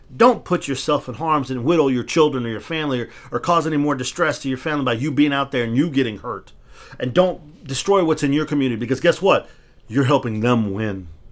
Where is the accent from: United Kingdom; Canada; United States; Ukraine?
United States; born or raised there; also born or lived in Texas